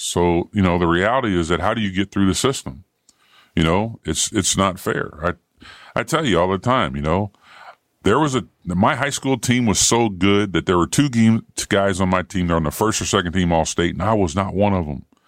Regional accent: Ohio, United States; moved away; also born or lived in Indiana; I grew up in Ohio with Woody Hayes.

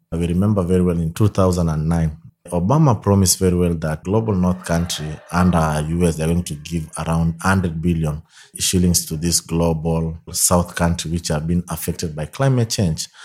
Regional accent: Kenya; also born or lived in Soy, Kenya / Kibera, Nairobi; I'm from Kenya in a, a place called Soy, near Eldoret Town.

